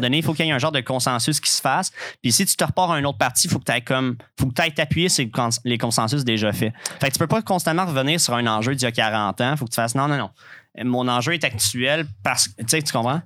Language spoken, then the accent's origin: French; Quebec, Canada; en tant que Québécois